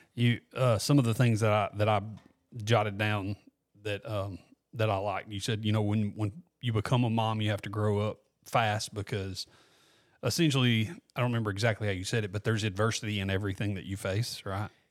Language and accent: English; Walker County, Alabama, United States; also born or lived in Gardendale, Alabama; now in Corner, United States; I'm from Walker County originally.